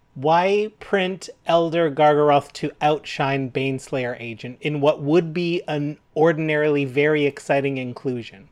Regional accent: Canada; We're proud Canadian

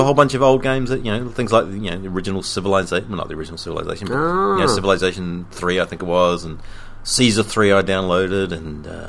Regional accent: England, United Kingdom; Well, I'm English

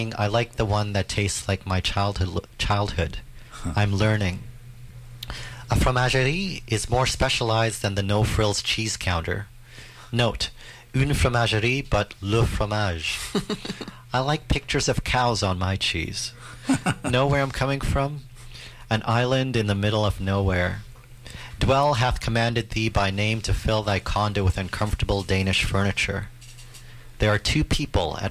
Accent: Canada; I'm the Canadian one

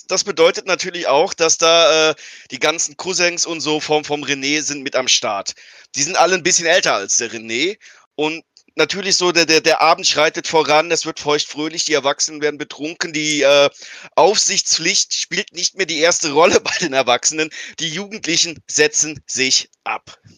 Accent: Eifel, Germany; Ich, ich komme aus der Eifel, da gibt es gewisse Überschneidungen der Lebensart.

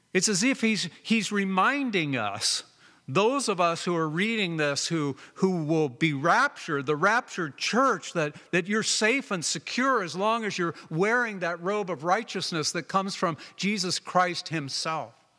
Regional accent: Southern California, United States; now in Oregon, United States; I grew up in Southern California

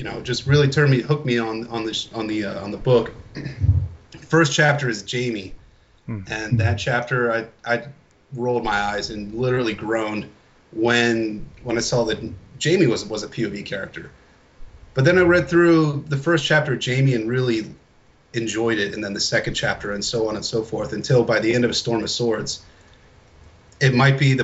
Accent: Baltimore, Maryland, United States; I'm from Baltimore originally

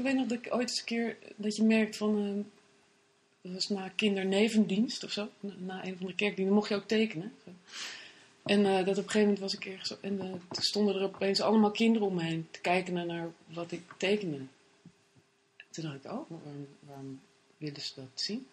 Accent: Bennekom, Gelderland, Netherlands; moved away as an adult; also born or lived in Paris, France / Amsterdam, Netherlands; En daarvoor woonde ik in eh, Benkom. Zat ik op het Christelijk Streeklyceum in Ede

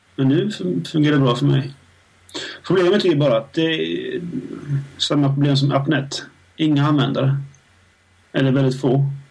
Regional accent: Helsingborg, Skåne, Sweden; Där jag kommer ifrån

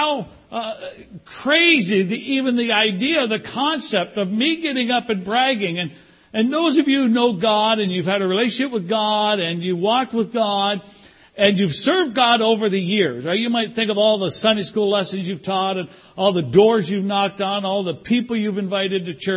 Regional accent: Canada; moved away; also born or lived in Toronto / California; I was raised in Canada.

